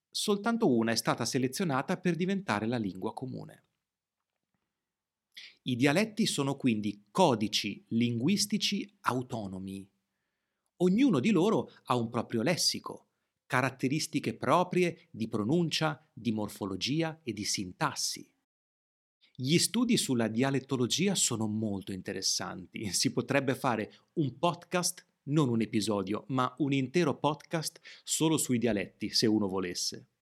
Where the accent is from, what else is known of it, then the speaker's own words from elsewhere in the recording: Emilia-Romagna, Italy; Nelle varietà settentrionali tendiamo a pronunciare in modo più debole le consonanti geminate, le famose doppie. Nella mia zona il suono della C dolce, il suono fricativo della C dolce, si indebolisce.